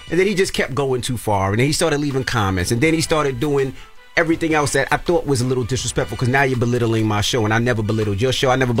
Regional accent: New York, United States; We were just talking cars because I'm from New York and we love newer cars.

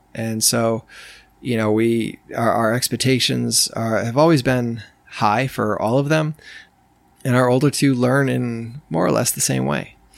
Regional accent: New York, United States; moved away; I grew up in New York

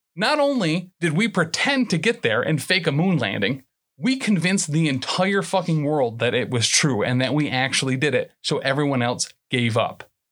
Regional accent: San Diego, California, United States

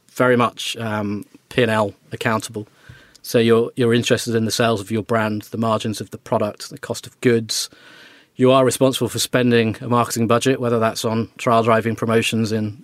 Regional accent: Wolverhampton, West Midlands, United Kingdom; I grew up in Wolverhampton

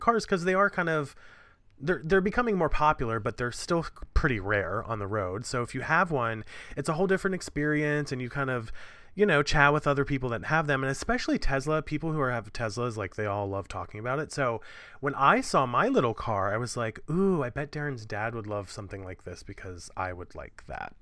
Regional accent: New York City, New York, United States; I'm a New Yorker

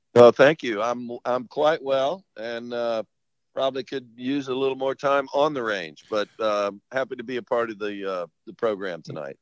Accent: St. Petersburg, Florida, United States; moved away as an adult; also born or lived in Statesboro, Georgia / Hilton Head, South Carolina; growing up in St. Pete

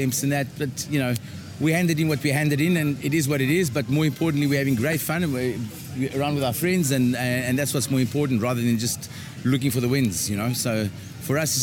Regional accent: Adelaide, South Australia, Australia; down here in my hometown

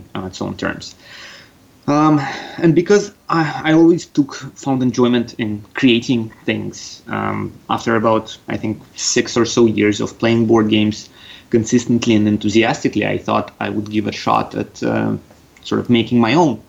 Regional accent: Russia; accent: Russian; also born or lived in Canada; I do have a bit of a Russian there

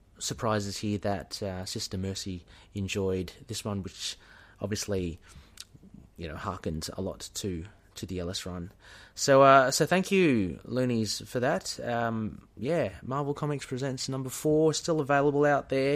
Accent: Australia; we're Aussie

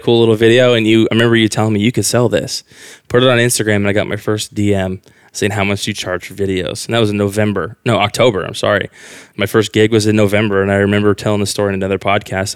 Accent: Quincy, Illinois, United States; moved away as an adult; now in Austin, United States; I'm from Quincy, Illinois. It's a very small town in Illinois, the west side of Illinois, almost by Missouri

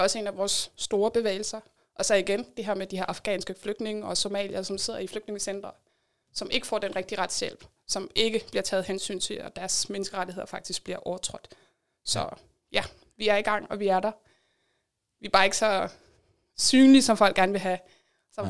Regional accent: Denmark; vores identitet som danskere

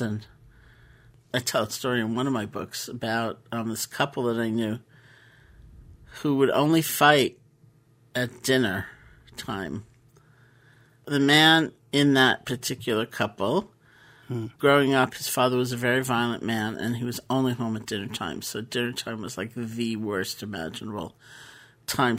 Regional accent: New York City, New York, United States; I grew up in New York City

